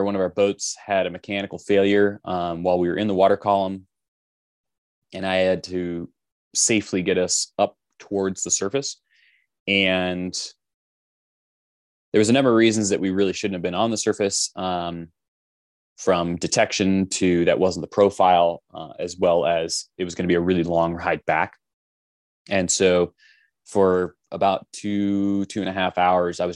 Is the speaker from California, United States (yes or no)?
yes; Los Angeles, California, United States; now in Utah, United States; originally I'm from Los Angeles